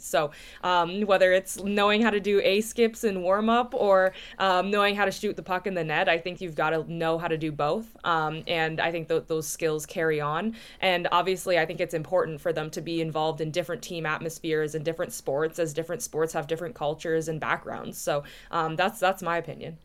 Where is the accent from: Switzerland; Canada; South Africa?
Canada; Oshawa, Ontario; I grew up in Oshawa, Ontario